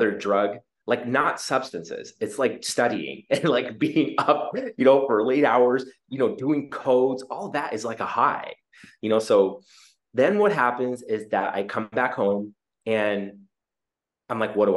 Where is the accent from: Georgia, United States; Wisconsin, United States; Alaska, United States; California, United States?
Alaska, United States; Juneau; moved away; also born or lived in Seattle, Washington / Mangalore, India; I was born in Juneau, immigrant parents from South India